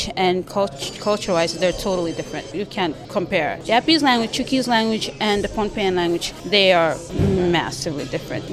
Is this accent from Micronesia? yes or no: yes; Micronesia; moved away as an adult; also born or lived in China; now in Banja Luka, Bosnia and Herzegovina; I come from Micronesia. Micronesia, Eastern Pacific